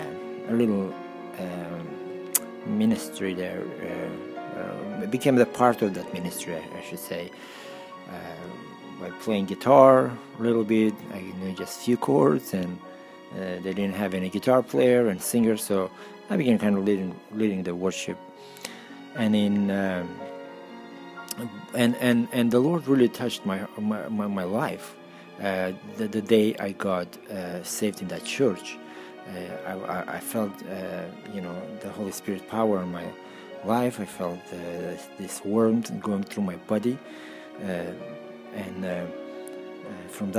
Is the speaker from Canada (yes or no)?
no; Russia; moved away as an adult; also born or lived in Armenia / Stockholm, Sweden; I was born in Armenia, and when I was 6 years old, my parents moved to Russia